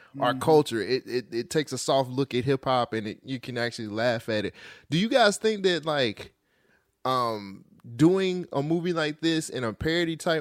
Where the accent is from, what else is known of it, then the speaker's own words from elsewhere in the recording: Bay Area, California, United States; I grew up in the Bay Area